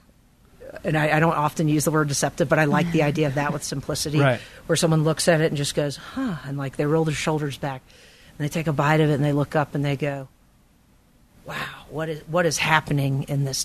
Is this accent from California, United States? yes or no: no; Kernersville, North Carolina, United States; also born or lived in Greensboro / Raleigh; I was born in Greensboro, grew up in Kernersville, a little tiny town between Winston-Salem and Greensboro